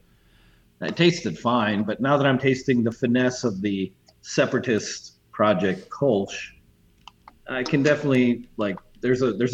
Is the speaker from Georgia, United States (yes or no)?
no; Kansas, United States; I'm from Kansas